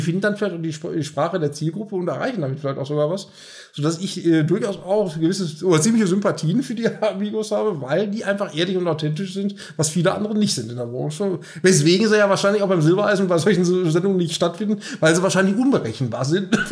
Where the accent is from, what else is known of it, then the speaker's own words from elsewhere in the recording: North Rhine-Westphalia, Germany; wir kommen ja aus Nordrhein-Westfalen